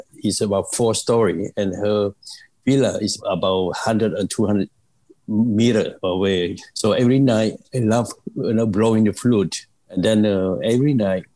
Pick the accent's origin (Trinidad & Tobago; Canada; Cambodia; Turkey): Cambodia; now in United States